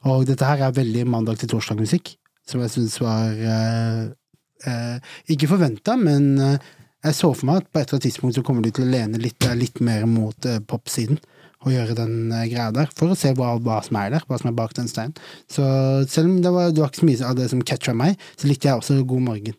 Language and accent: Norwegian; Arendal, Agder, Norway; hjembyen min